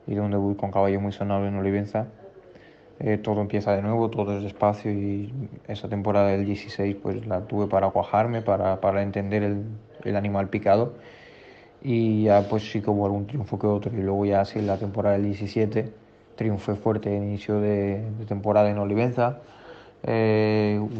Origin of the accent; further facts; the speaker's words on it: Portugal; Spanish is a second language; also born or lived in Extremadura; fue vivida en Extremadura, en la cual me siento también una extremo de adopción, pero claramente soy portugués y, lo llevo con orgullo e intento dar la cara y defender mi país siempre.